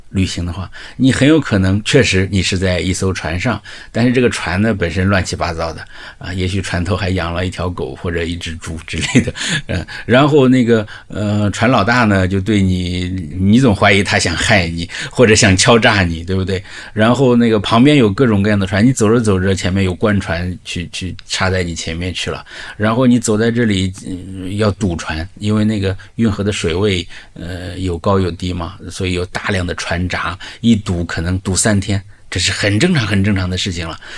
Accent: the North, northern China, China; 我是北方来的，我是完全在旱地上长大的

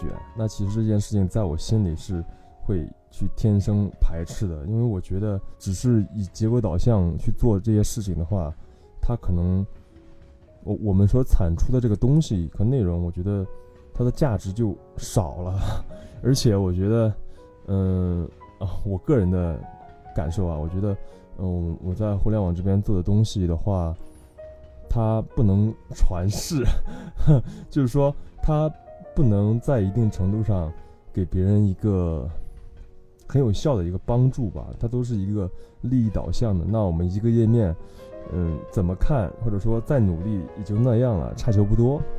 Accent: Kaifeng, Henan, China; now in Shanghai, China; 我来自河南开封，目前在上海工作，我是一名产品视觉设计师。

